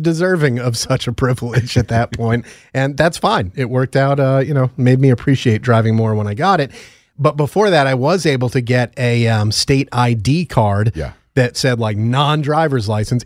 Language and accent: English; Connecticut, United States; moved away as an adult; now in New York, United States; in my home state of connecticut